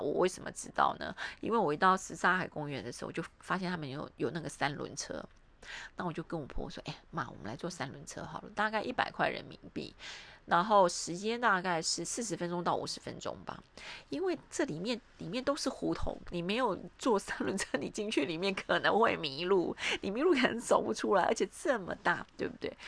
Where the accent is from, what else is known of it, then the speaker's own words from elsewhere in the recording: Taiwan; now in Suzhou, China; 我是台湾来的